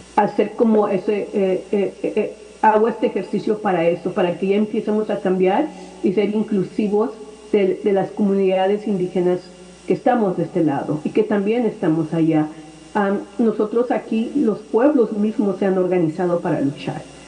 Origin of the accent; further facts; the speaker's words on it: Mexico; now in Los Angeles, United States; nosotros como mexicanos indígenas que estamos aquí en Estados Unidos